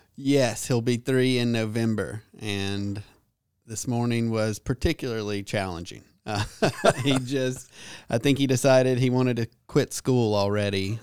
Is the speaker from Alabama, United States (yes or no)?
yes; Birmingham, Alabama, United States; moved away; I grew up in Birmingham